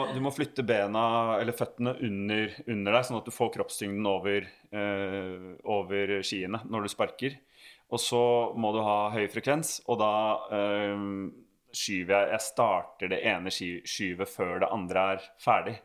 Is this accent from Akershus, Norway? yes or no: yes; Bærums Verk, Akershus, Norway; jeg vokste opp på Bærums Verk